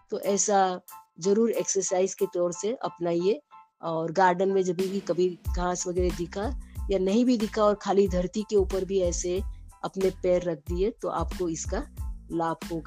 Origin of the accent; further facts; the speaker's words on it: Mumbai, Maharashtra, India; मैं मुंबई से हूँ